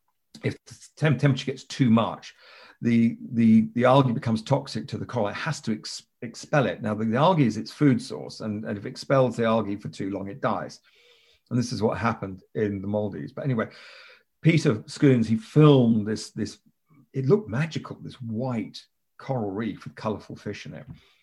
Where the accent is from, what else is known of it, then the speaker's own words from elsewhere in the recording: Kenya; also born or lived in United Kingdom; I grew up in Kenya, mm-hmm. and we Brits, we have this fireworks evening on the 5th of November.